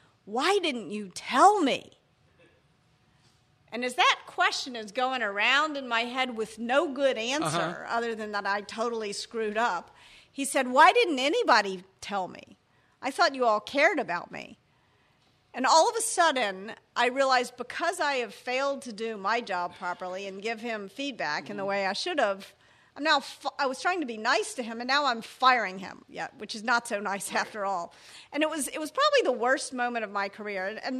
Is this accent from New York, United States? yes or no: no; Memphis, Tennessee, United States; I was raised in Memphis, Tennessee